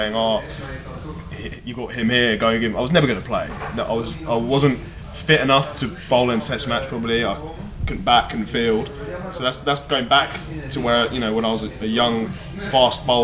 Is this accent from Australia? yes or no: no; Suffolk, East of England, United Kingdom; Where I grew up in Suffolk, and in Suffolk, particularly where I grew up, it was only really the private schools where you play cricket